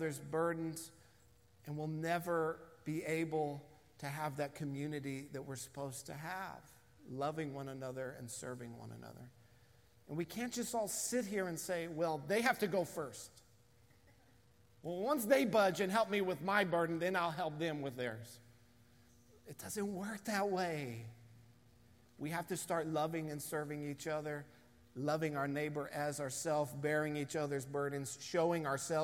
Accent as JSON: {"language": "English", "country": "United States", "said": "being an American in 2020"}